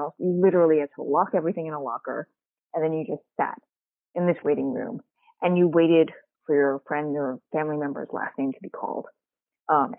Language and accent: English; New York City, New York, United States; I grew up in Queens, New York